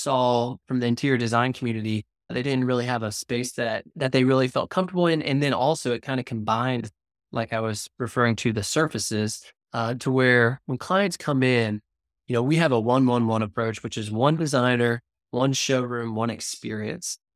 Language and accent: English; Cincinnati, Ohio, United States; now in Wilmington; I'm from Cincinnati, Ohio.